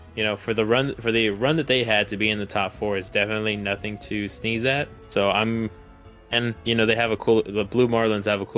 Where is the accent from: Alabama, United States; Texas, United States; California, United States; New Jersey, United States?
Texas, United States; a Texan